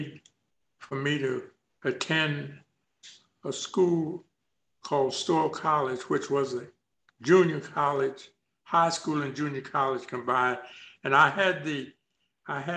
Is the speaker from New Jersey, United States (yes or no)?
no; Shepherdstown, West Virginia, United States; also born or lived in Charles Town, West Virginia; I was born in Charlestown, West Virginia, but I was raised up about 8 miles from Charlestown in a place called Shepherdstown, West Virginia.